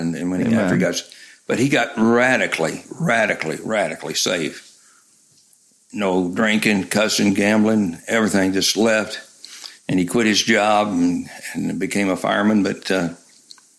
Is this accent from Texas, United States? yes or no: no; Memphis, Tennessee, United States; moved away as an adult; also born or lived in Chattanooga, Tennessee / Florida / Griffith, Indiana; I grew up in Memphis, Tennessee